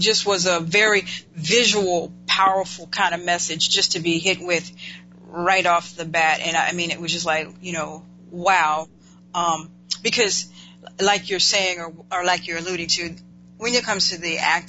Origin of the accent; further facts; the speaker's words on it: Winston-Salem, North Carolina, United States; my home state, North Carolina, Winston-Salem